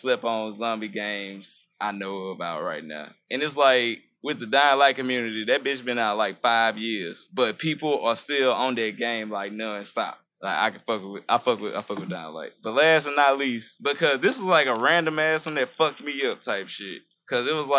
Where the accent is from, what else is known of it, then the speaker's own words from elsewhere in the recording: United States; I'm American